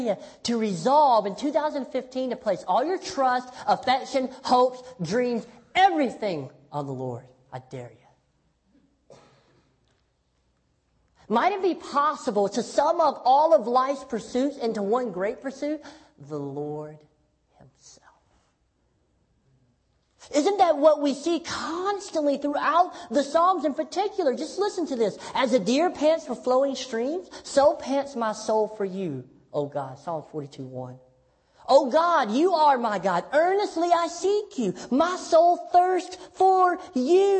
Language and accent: English; Tennessee, United States; I'm from Tennessee